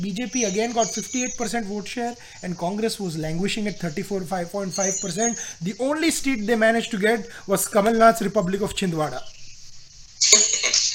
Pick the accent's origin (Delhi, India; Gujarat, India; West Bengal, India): Gujarat, India; And my home state, our home state, Mohal, of Gujarat